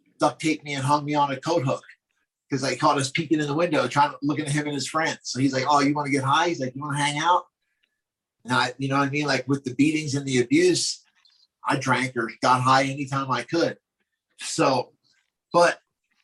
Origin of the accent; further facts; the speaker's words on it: Glassboro, New Jersey, United States; I'm from Glassboro, New Jersey, bro, South Jersey